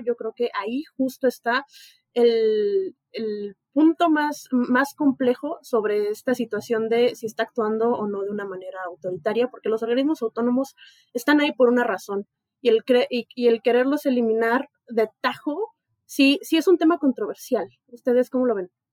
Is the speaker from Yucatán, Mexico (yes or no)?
no; Ciudad Juárez, Chihuahua, Mexico; now in Mexico City, Mexico; Yo soy de Ciudad Juárez